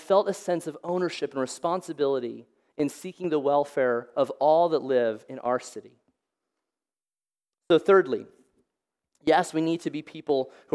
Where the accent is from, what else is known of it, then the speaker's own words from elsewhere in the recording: Olathe, Kansas, United States; I grew up in Olathe. I'm from here.